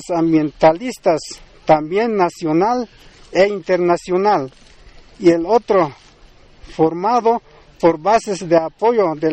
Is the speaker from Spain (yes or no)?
no; Mexico; procederemos a rendir honores a nuestra bandera como mexicanos que somos y luego realizaremos una ceremonia tradicional como indígena de estas tierras.